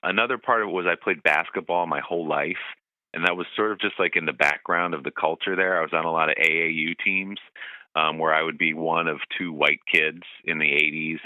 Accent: Bergen County, New Jersey, United States; I grew up in Bergen County, New Jersey, which is about 30 minutes across the river from New York City

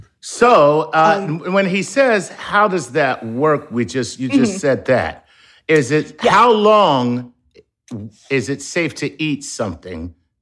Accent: Philadelphia, Pennsylvania, United States; I'm from Philadelphia.

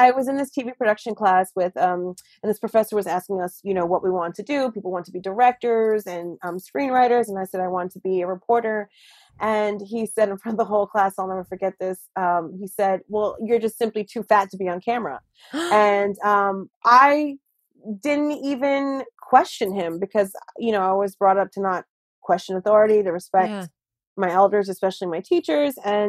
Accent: United States; I'm like, I'm so sorry. I am the American.

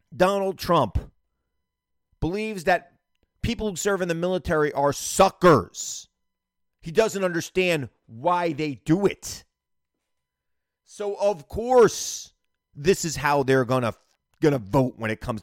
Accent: New York City, New York, United States; I'm a New Yorker.

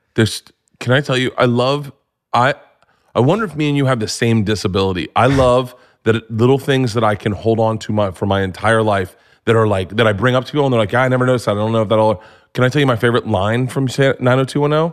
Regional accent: Florida, United States; I grew up in Florida

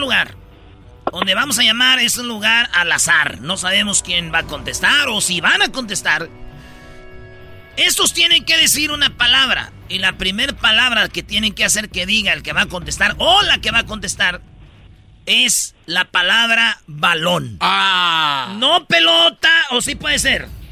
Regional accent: Jiquilpan, Michoacán, Mexico; moved away; mi pueblo, Jiquilpan

